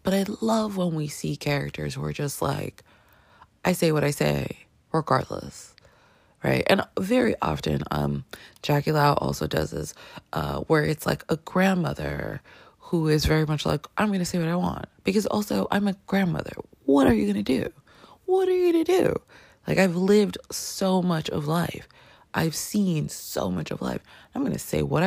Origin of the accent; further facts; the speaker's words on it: Canada; I grew up in Canada, my grandmother was in Colombia